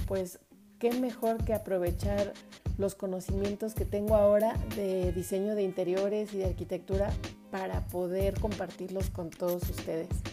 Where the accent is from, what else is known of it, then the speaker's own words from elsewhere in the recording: Mexico; cantábamos a todo pulmón y con mucho sentimiento como buenos mexicanos